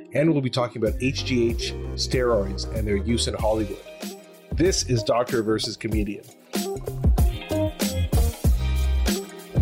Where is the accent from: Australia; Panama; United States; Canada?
Canada; Ottawa, Ontario; moved away; also born or lived in Toronto; I'm from Ottawa and I lived in Toronto when I did my residency